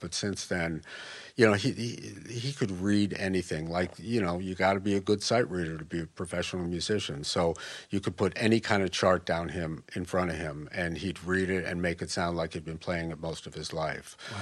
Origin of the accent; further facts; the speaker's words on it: Westchester, New York, United States; moved away as an adult; also born or lived in Chicago / Saint Louis / San Francisco; moved to Westchester, twenty miles north of the city when I was three. Pretty much grew up there